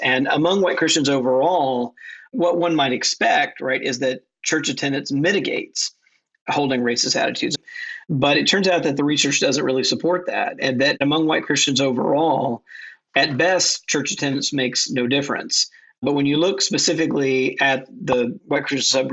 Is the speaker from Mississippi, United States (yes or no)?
yes; Mississippi, United States; My home state of Mississippi